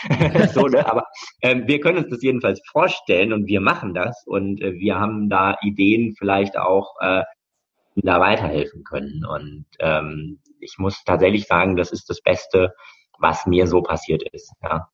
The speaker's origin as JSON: {"language": "German", "town": "Bochum", "region": "North Rhine-Westphalia", "country": "Germany", "tie": "born or raised there", "also_born_or_lived": "Hamburg", "said": "bin also dann bei meinen Bochumer Eltern im Ruhrport aufgewachsen"}